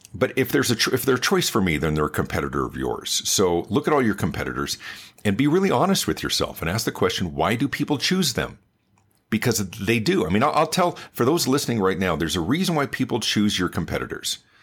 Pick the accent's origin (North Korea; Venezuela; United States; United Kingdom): United States; Denver, Colorado; also born or lived in Los Angeles, California; I was born in Los Angeles, but grew up in the Denver area